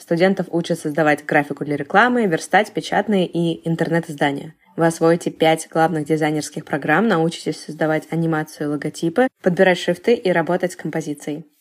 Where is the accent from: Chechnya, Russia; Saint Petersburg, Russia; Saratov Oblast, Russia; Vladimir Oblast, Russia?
Saint Petersburg, Russia; Я тоже из Питера